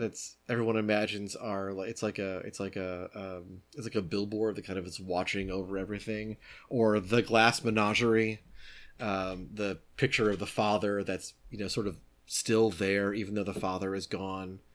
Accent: United States; I'm an American.

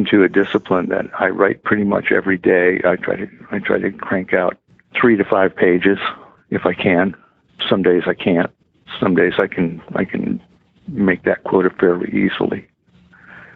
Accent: just outside of Tucson, Arizona, United States; I grew up in Arizona, just outside of Tucson

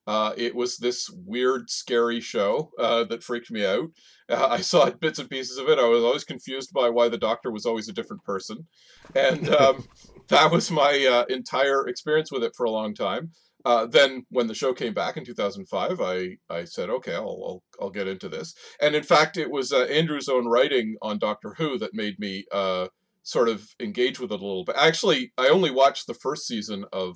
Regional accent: Canada; as two Canadians

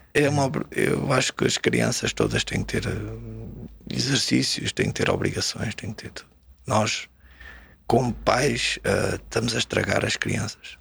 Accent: Margem Sul, Setúbal, Portugal; also born or lived in Sintra (Brunheira); saí da Pistoleira com oito a fazer nove fui para a Brunheira. Aqui em Sintra, estive lá cerca de um ano e depois já devia ter dez quando fui morar para a Margem Sul

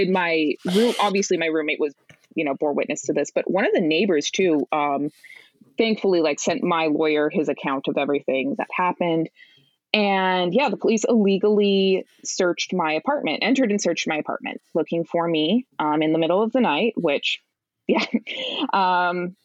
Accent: Price, Utah, United States; now in New York, United States; I had the misfortune of growing up in Price, Utah

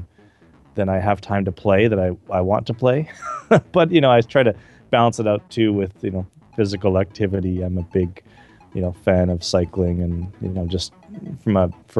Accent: Calgary, Alberta, Canada; where I grew up in Calgary, Canada

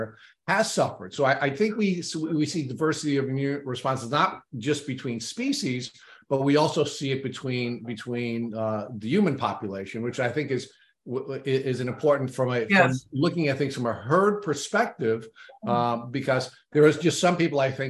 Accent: Long Island, New York, United States; I grew up on Long Island.

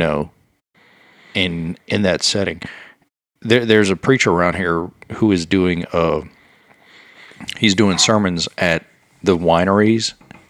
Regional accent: Louisiana, United States; I grew up in Louisiana. We did things different.

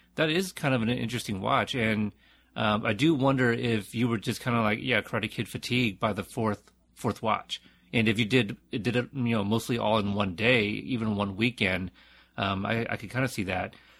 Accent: United States; I am Asian American, but I, uh, you know, I was born in America.

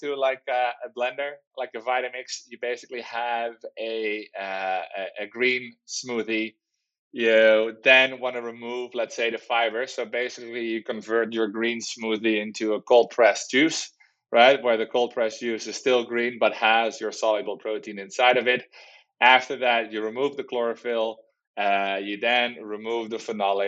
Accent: Netherlands; moved away as an adult; now in San Diego, United States; we're from the Netherlands. We moved to the United States about 4 years ago to start Plantible.

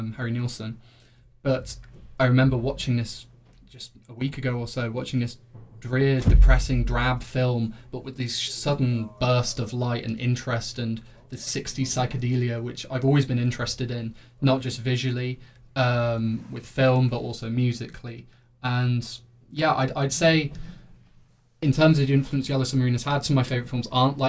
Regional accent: Coventry, West Midlands, United Kingdom; Coventry's new sewer system, so that's my hometown's claim to fame

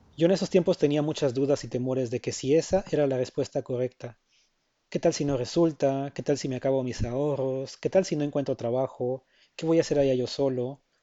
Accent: Mexico; moved away as an adult; now in Melbourne, Australia

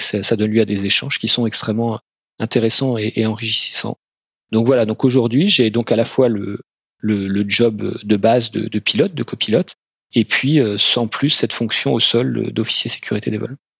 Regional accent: France; also born or lived in Dublin, Ireland / Amsterdam, Netherlands / Paris region; en tant que Français

